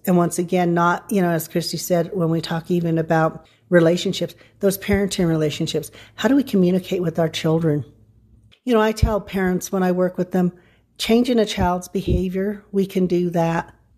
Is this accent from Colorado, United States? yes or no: yes; San Luis Valley, Colorado, United States; I grew up in the San Luis Valley